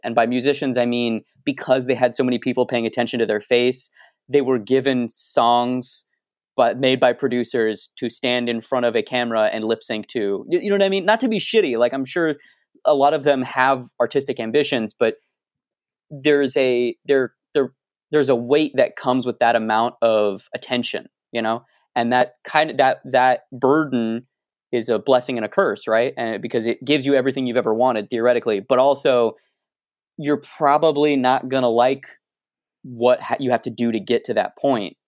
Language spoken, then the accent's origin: English; Arizona, United States; I'm from Arizona